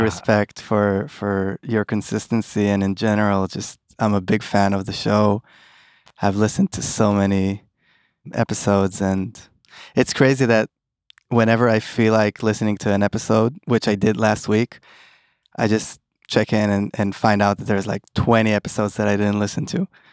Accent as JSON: {"language": "English", "town": "Tel Aviv", "region": "Tel Aviv District", "country": "Israel", "tie": "born or raised there", "also_born_or_lived": "East Brunswick, New Jersey, United States", "said": "Born and raised in Tel Aviv with a little gap in, in New Jersey"}